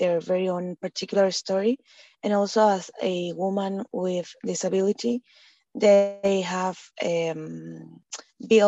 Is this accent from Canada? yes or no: no; Bolivia; now in Valencia, Spain; I am from Bolivia, and I'm based in Valencia, Spain.